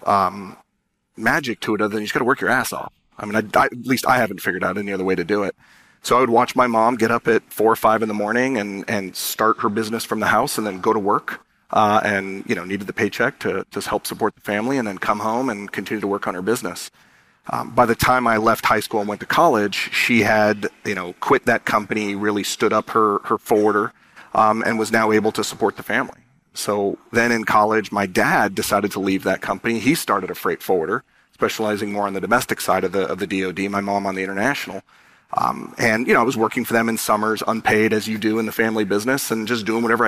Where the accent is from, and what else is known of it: San Diego, California, United States; born or raised there